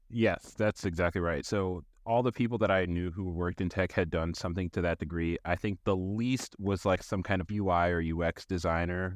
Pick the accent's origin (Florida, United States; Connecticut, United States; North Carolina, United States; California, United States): North Carolina, United States; Raleigh; I am from Raleigh, North Carolina, and I'm trying to buy a house in this area.